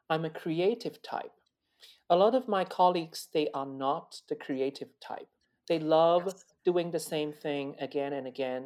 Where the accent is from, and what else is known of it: China; born or raised there; moved away; also born or lived in London / Netherlands / Italy / United States